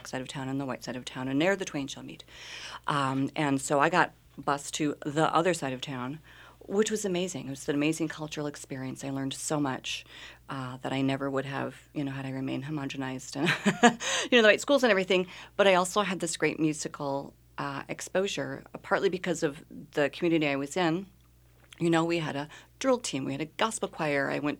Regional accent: Milwaukee, Wisconsin, United States; born there; I was born in Milwaukee, Wisconsin. Moved around a lot as my mother quickly became a single mother

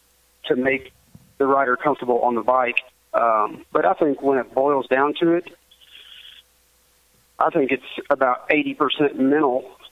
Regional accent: Arkansas, United States; You know, of course, I'm from Arkansas. I raced Arkansas, Oklahoma, Texas

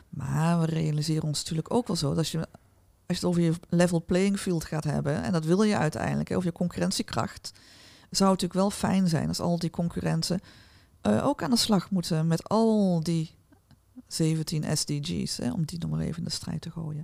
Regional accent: North Brabant, Netherlands

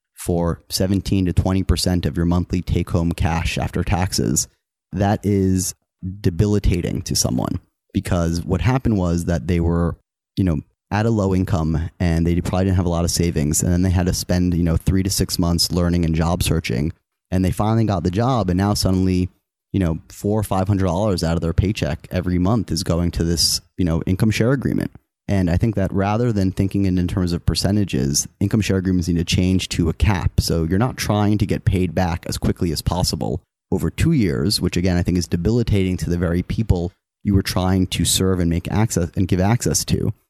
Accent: New York, United States; also born or lived in Wisconsin; I grew up in New York and I, I, I loved the city and I knew I was gonna live there my whole life

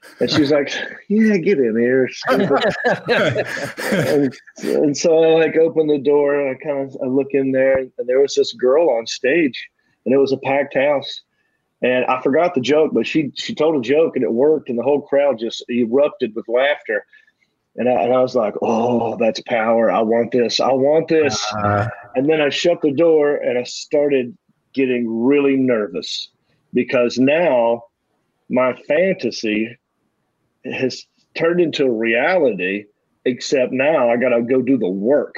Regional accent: Hickory, North Carolina, United States; also born or lived in Raleigh, North Carolina; But in my hometown, there were no comedy clubs

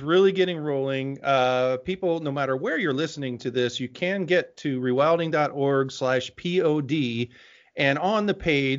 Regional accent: Midwest, United States; I can hold my head a little bit higher as a Midwesterner.

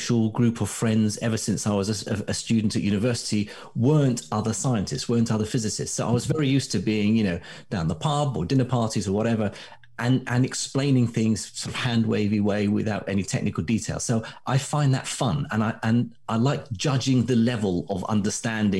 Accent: Baghdad, Baghdad Governorate, Iraq; now in United Kingdom; as a kid, I grew up in Baghdad

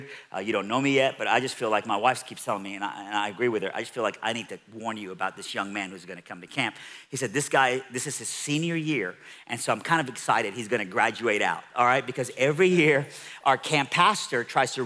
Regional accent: Iran; moved away; I'm from Iran

